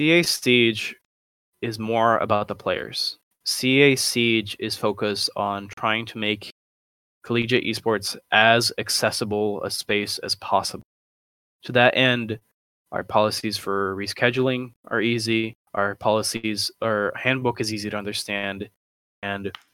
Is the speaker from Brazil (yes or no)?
yes; Brazil; I come from Brazil